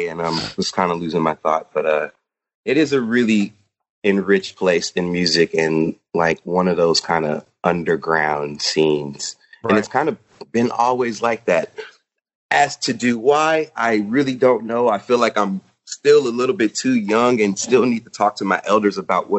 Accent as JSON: {"language": "English", "town": "Richmond", "region": "California", "country": "United States", "tie": "born or raised there", "also_born_or_lived": "Concord, California", "said": "I grew up in Richmond, California, which okay. is kind of East Bay"}